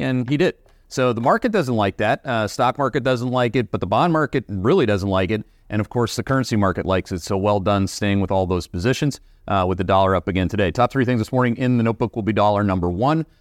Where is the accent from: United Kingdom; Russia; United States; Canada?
Canada; accent: Canadian; that's with my Canadian accent